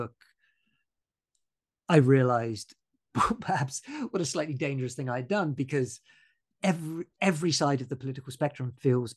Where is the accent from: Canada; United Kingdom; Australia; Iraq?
United Kingdom; Bournemouth, South West England; So I grew up in Bournemouth in Dorset.